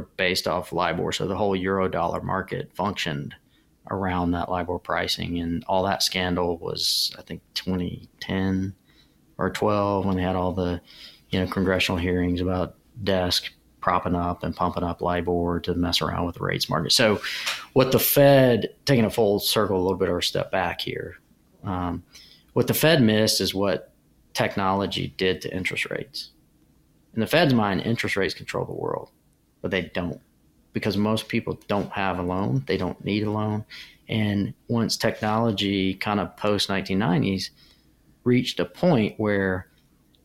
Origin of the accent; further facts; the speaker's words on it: United States; You grow up in America